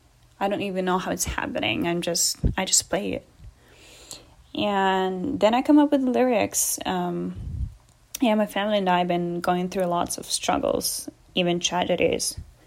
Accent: Germany; born there; I'm an actor, singer, and classically trained pianist. I was born in Germany, but my mom is Russian and my father is from Canada.

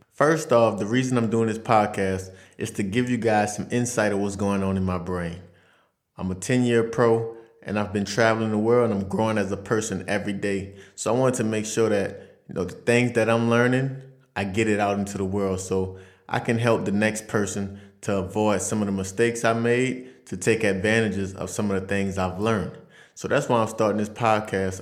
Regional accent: Louisiana, United States; moved away as an adult; now in France; I'm from Vassar, Louisiana. It's a small country town right outside of New Orleans, about forty minutes away.

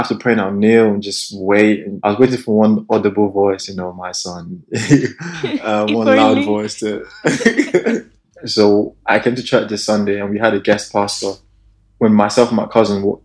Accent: Nigeria; moved away as an adult; also born or lived in Salford; Grew up in Nigeria.

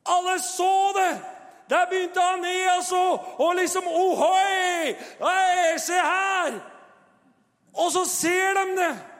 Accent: Tønsberg, Vestfold, Norway; Og min kone og jeg, vi kommer jo fra Tønsberg og har jo vår bakgrunn

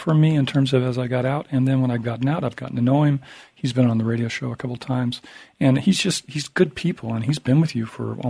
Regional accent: California, United States; I'm a Californian.

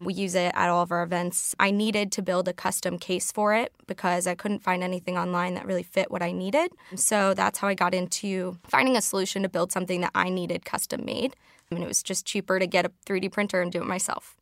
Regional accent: Chicago, Illinois, United States; I'm from Chicago, so I have to call it the Sears Tower

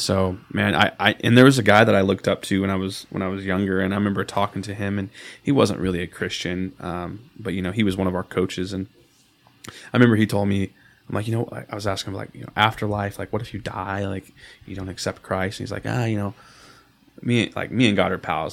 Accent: Odessa, Texas, United States; I'm born and raised in Odessa

